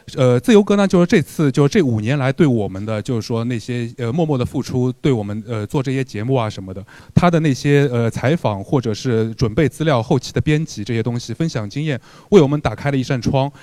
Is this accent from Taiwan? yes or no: no; Shanghai, China; 因为我是土生土长上海南人嘛